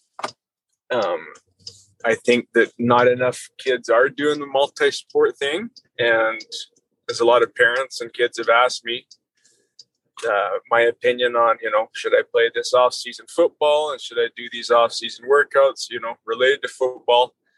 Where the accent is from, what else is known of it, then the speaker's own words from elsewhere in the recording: Southern Alberta, Canada; good years in Southern Alberta